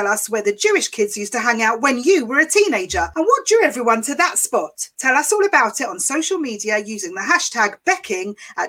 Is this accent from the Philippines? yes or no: no; Essex, East of England, United Kingdom; I'm from Essex and we had our own local bakery.